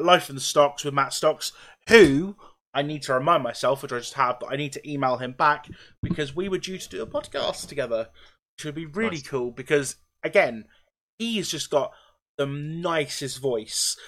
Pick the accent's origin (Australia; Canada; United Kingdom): United Kingdom; Norwich, East of England; I'm from Norwich. I'm near Norwich